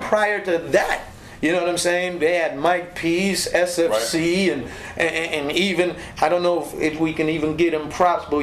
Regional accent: Linden, Upper Demerara-Berbice, Guyana; moved away; going back home to my home country, and we went back to Linden, Guyana

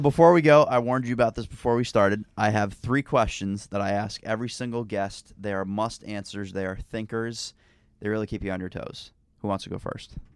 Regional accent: Northeast, United States; I am from the Northeast

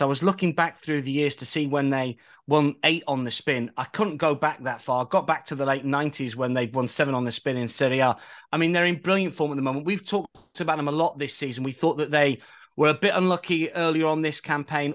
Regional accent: England, United Kingdom; I'm English.

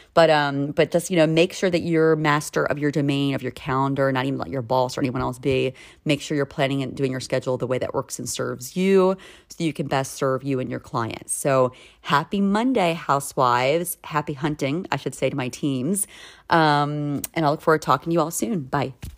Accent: Maryland, United States; now in Philadelphia, United States; where I grew up in Maryland

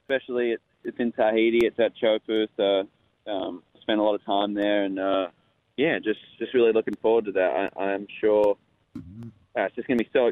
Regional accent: Western Australia, Australia; I grew up in Western Australia, where the waves are really heavy

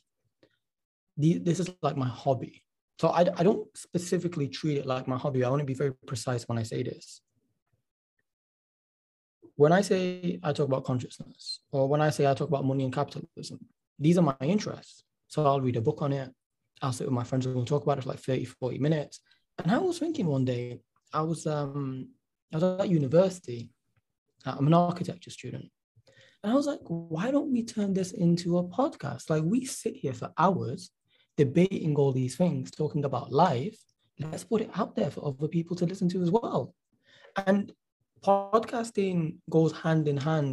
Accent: Manchester, North West England, United Kingdom; because I am from Manchester, England, you know, from the UK, Manchester, England

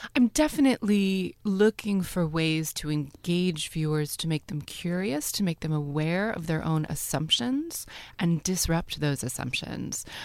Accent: United States; I am an American conceptual documentary artist

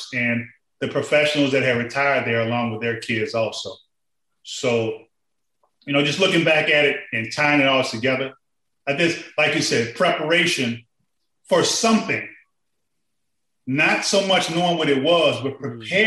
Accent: New Orleans, Louisiana, United States; I'm from New Orleans

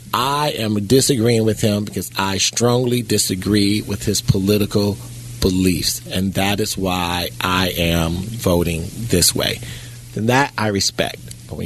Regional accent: United States; I'm an American.

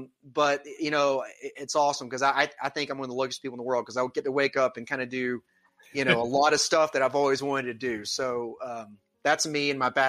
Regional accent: Atlanta, Georgia, United States; I come from the Atlanta, Georgia area. I still live here now

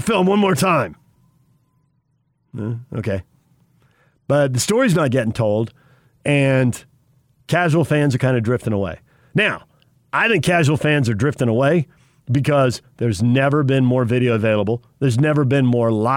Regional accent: Sun Belt, United States; moved away; I grew up in the Sun Belt

